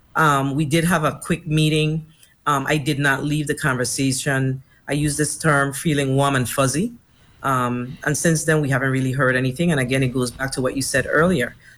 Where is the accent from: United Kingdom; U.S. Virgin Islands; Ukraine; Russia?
U.S. Virgin Islands; as a young girl here growing up in the Virgin Islands